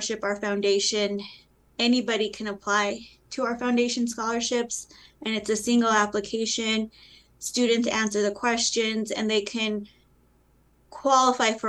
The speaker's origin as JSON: {"language": "English", "region": "Colorado", "country": "United States", "tie": "born or raised there", "said": "I grew up in Colorado, and it was during a time when you didn't teach your children Spanish"}